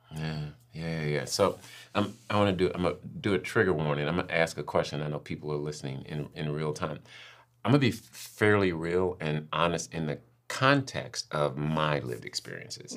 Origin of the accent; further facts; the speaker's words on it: St. Louis, Missouri, United States; moved away as an adult; also born or lived in Cincinnati, Ohio; now in Florida, United States; I was born in the Midwest, Saint Louis, grew up, born and raised in Saint Louis, and then moved to Cincinnati, so more Midwest